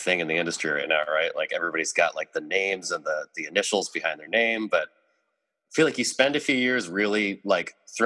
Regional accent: Seattle, Washington, United States; moved away as an adult; also born or lived in New York; I grew up in Seattle, was born here, et cetera, but then, you know, I lived out in New York for like 11 years

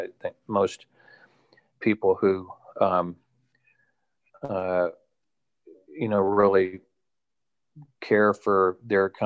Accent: Texas, United States; I grew up in Texas and went to Texas A&M University

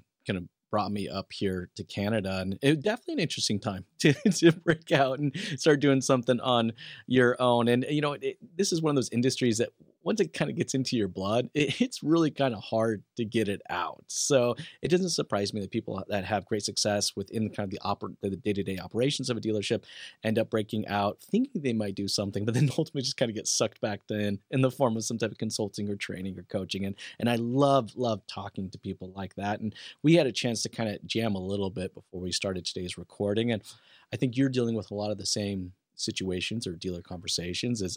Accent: Idaho, United States; moved away; I am an Idahoan through and through

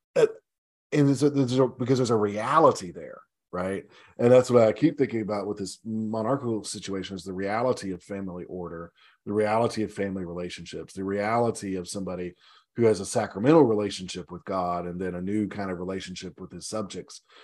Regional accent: United States; as an American, as a patriotic American

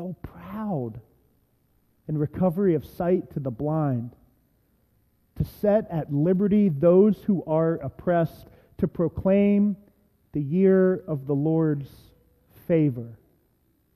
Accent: Reynoldsburg, Ohio, United States; I've preached in my hometown synagogue, Messiah Lutheran Church up in Reynoldsburg, Ohio

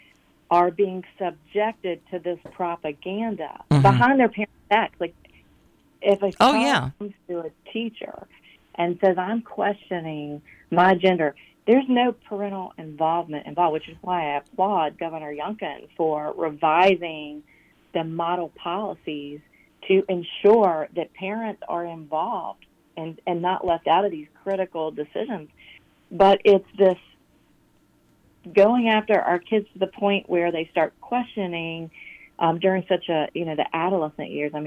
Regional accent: Chesterfield County, Virginia, United States; accent: Southern; also born or lived in Alabama; I grew up in Chesterfield County public schools

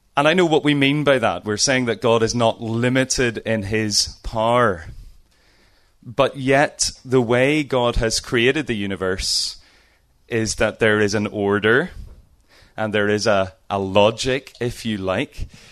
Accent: Lisburn, Northern Ireland, United Kingdom; I'm from Northern Ireland, as you can hear. Uh, have lived in Lisburn all my life

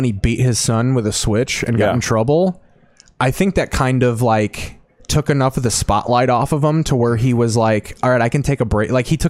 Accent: Ford Heights, Illinois, United States; I grew up near East Heights.

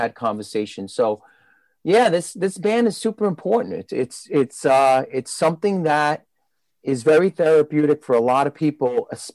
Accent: New York City, New York, United States; I was growing up in Brooklyn, you know, since I was a teenager

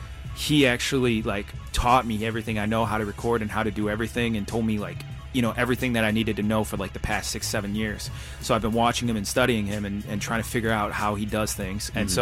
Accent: Detroit, Michigan, United States; Same thing in Detroit, you know, Motown, right? You know what I mean? Like, that's where I come from. I come from Motown.

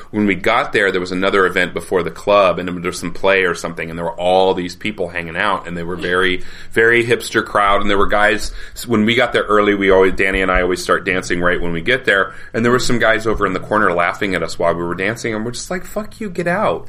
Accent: Colorado, United States; dumb white straight cis male growing up in Colorado

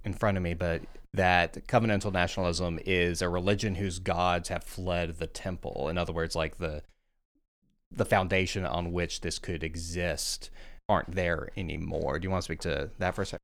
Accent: Deep South, United States; as someone from the Deep South

